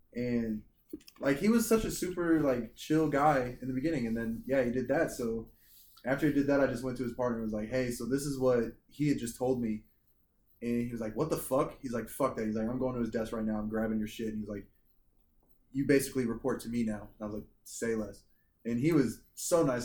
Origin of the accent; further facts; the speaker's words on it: Boonville, Missouri, United States; moved away; there was a National Guard inf- infantry unit in my hometown, and so Which is where? in Boonville, Missouri